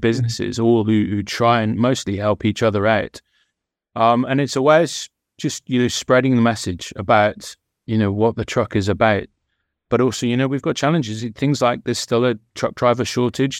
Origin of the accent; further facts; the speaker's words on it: West Country, South West England, United Kingdom; I'm from the West Country